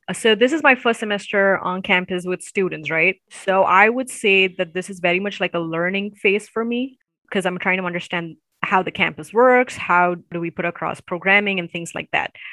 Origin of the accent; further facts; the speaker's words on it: Chennai, Tamil Nadu, India; now in United States; I am from the southern part of India. It's um, in the state of Tamil Nadu. Uh, so Tamil is the language we speak, and Nadu means the land of Tamil-speaking people. And so I'm in the capital city, Chennai